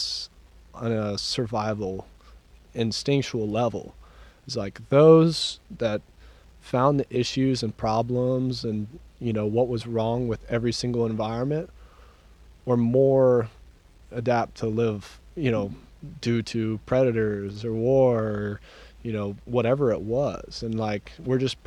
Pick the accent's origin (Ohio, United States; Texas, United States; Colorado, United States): Texas, United States; Dripping Springs; also born or lived in Austin; when I grew up in Dripping Springs, it wasn't cool